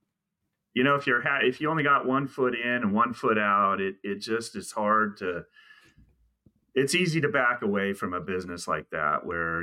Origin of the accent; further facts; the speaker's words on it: California, United States; moved away as an adult; also born or lived in Houston, Texas; we're both from California. I'm a native of California